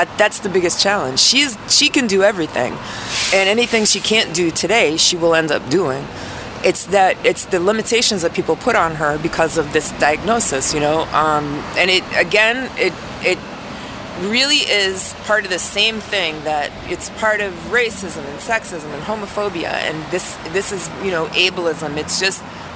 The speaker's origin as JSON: {"language": "English", "region": "New York", "country": "United States", "moved": "yes", "said": "being a New Yorker and all, or a former New Yorker"}